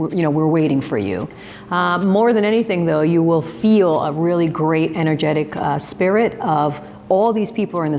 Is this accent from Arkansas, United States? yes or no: no; New Jersey, United States; I've brought EdCamp into my home state of New Jersey